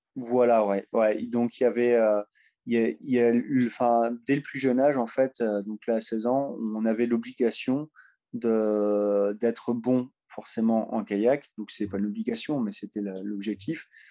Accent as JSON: {"language": "French", "town": "Sedan", "region": "Grand Est", "country": "France", "tie": "born or raised there", "said": "j'ai grandi à Sedan"}